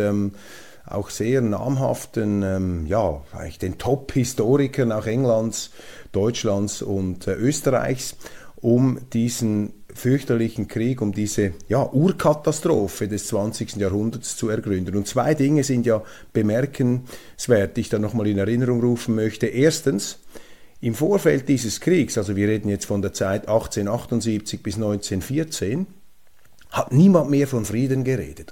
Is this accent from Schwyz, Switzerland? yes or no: no; Zurich, Switzerland; ich bin ja Zürcher mit Migrationshintergrund